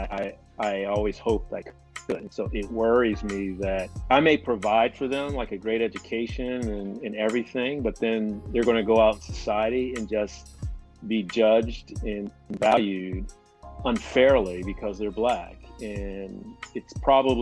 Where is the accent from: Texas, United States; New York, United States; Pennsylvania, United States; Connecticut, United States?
Pennsylvania, United States; Pittsburgh; born and raised in Pittsburgh, Pennsylvania. Lived here all my life, grew up in East Liberty, Peabody High School